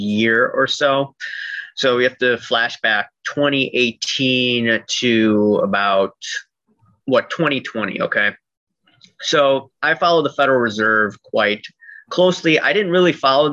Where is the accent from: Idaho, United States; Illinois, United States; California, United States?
Illinois, United States; Chicago; I'm from Chicagoland